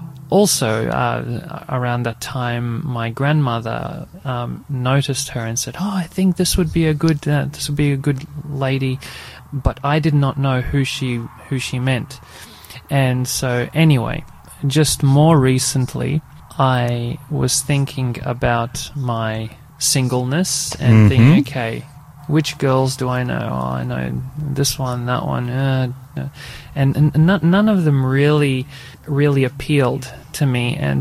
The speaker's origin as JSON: {"language": "English", "country": "Australia", "tie": "born or raised there", "also_born_or_lived": "Croatia", "said": "I was born in Croatia, and then when I was about 8 years old, I came to Australia."}